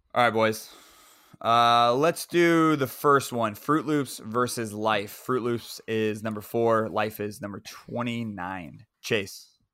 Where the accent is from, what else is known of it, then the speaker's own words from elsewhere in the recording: Central Florida, United States; it was in Central Florida, so it is my hometown.